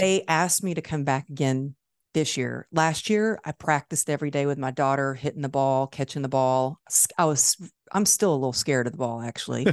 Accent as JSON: {"language": "English", "town": "Dallas", "region": "Texas", "country": "United States", "tie": "born or raised there", "said": "my hometown, Dallas, Texas"}